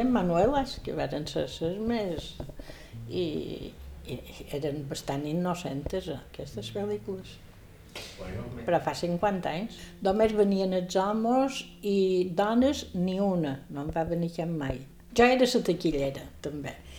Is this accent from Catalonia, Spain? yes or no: no; Palma, Balearic Islands, Spain; also born or lived in Sant Cervera (birthplace, garbled); Jo vaig néixer a Sant Cervera perquè ma mare era cerverina, però ja vivíem a Palma